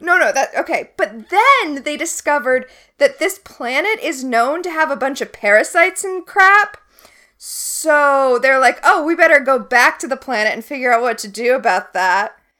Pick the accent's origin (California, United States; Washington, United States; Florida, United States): Florida, United States; I grew up in Florida